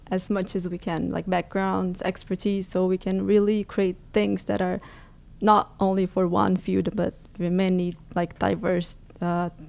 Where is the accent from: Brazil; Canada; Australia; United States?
Brazil; now in Naples, Italy; Yes, I'm from Brazil.